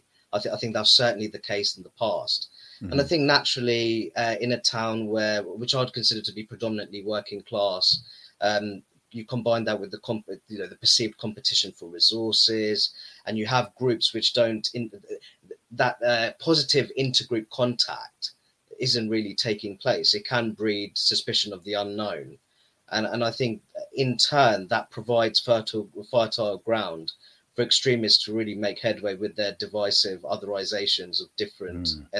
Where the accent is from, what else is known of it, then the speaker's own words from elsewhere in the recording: Luton, East of England, United Kingdom; I was lived most of my life in Luton